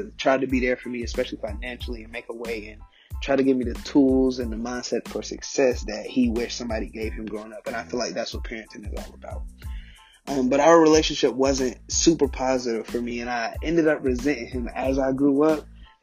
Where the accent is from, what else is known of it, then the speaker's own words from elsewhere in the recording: Charlotte, North Carolina, United States; originally I'm from Charlotte, North Carolina.